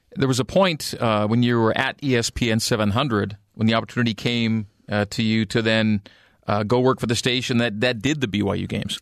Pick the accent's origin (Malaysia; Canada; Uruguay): Canada; now in Utah, United States; a born and raised native Canadian